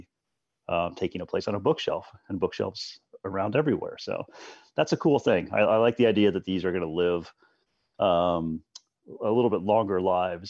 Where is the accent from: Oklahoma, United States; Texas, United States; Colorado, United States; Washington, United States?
Colorado, United States; I grew up in Colorado